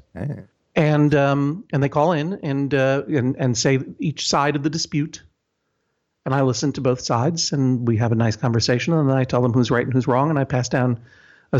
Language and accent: English; Brookline, Massachusetts, United States; Brookline, my hometown